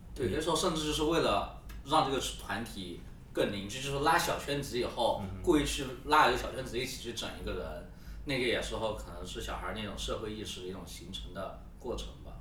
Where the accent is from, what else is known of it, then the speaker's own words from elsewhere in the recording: Yunnan, China; 我们云南话叫“看蚂蚁”